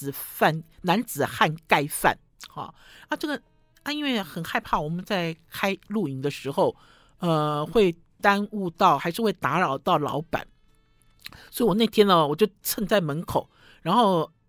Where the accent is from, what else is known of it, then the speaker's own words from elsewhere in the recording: Shandong, China; 听众朋友发现我有一点犹豫哦，因为我是山东人，我对于水饺的标准很高